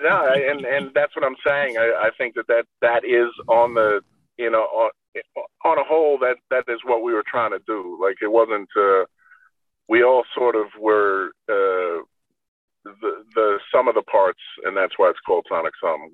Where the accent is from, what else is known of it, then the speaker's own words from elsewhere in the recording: New York, United States; we're from New York in the, you know, late 80s, early 90s